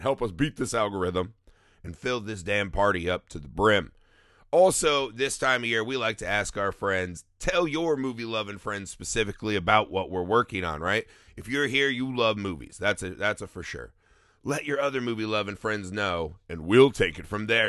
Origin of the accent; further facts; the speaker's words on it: Indiana, United States; we're from Indiana